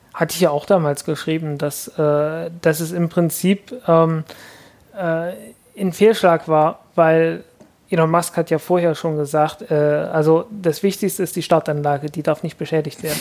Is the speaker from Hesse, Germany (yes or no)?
no; Zeitz, Saxony-Anhalt, Germany; im Kloster Posa bei Zeitz, meiner Heimatstadt.